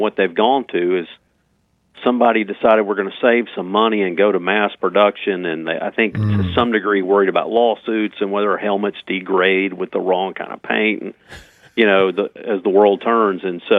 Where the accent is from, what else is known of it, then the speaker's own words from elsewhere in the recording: Starkville, Mississippi, United States; also born or lived in South Bend, Indiana; Yeah, so I grew up in Starkville, went to Mississippi State for my undergraduate degree.